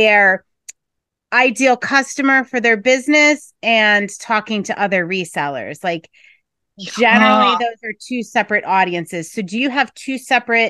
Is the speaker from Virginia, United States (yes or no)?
no; Scranton, Pennsylvania, United States; I grew up and live in Scranton, Pennsylvania